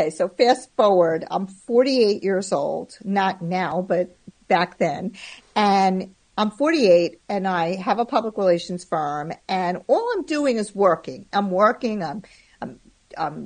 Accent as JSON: {"language": "English", "town": "Merrick", "region": "New York", "country": "United States", "tie": "born or raised there", "said": "I grew up on Long Island"}